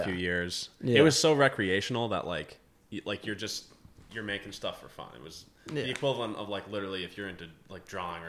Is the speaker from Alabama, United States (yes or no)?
no; Plattsburgh, New York, United States; I've been here my whole life. I grew up in Plattsburgh.